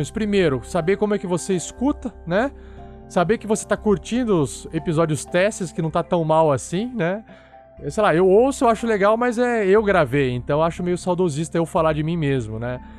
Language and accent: Portuguese; Santo André, São Paulo, Brazil; now in Uberlândia, Brazil; tenho 24 anos, sou natural de Santo André, São Paulo, mas moro em Uberlândia, Minas Gerais, há 12 anos.